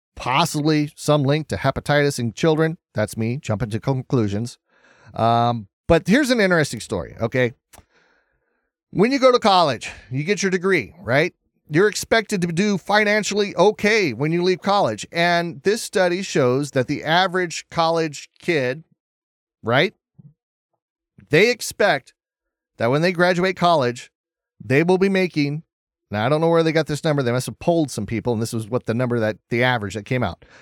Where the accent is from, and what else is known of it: United States